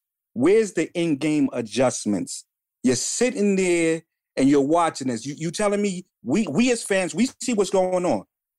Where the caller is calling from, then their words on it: Bronx, New York, United States; Okay. From the Bronx.